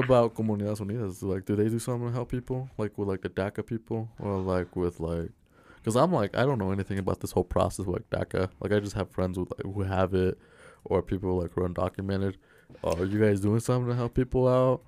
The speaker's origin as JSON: {"language": "English", "town": "Glendale", "country": "United States", "tie": "born or raised there", "said": "I grew up in Glendale"}